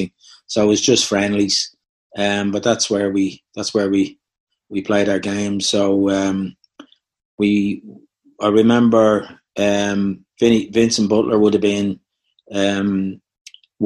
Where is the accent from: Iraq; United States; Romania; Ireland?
Ireland; Dublin, Leinster; I'm from Cabra. I'm exactly, would you believe, probably 8 minutes walk away from Dalyman.